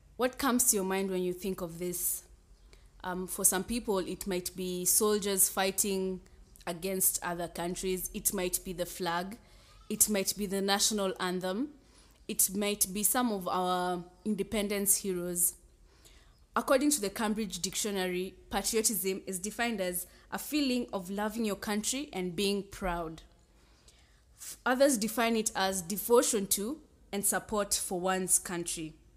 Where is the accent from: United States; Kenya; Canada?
Kenya; I'm a Kenyan too